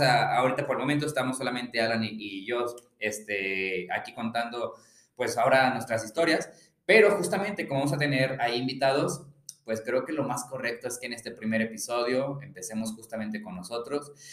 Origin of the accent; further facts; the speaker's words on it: León, Guanajuato, Mexico; soy de León, Guanajuato